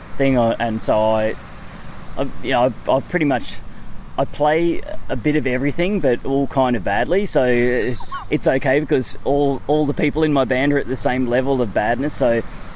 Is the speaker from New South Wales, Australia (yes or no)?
no; Palmwoods, Queensland, Australia; I grew up in Palmwoods